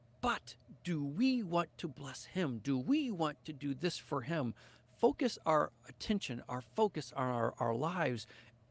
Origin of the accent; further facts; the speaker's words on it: St. Louis, Missouri, United States; moved away as an adult; also born or lived in Costa Rica; now in Arkansas, United States; we live down in Arkansas now and we are from the St. Louis area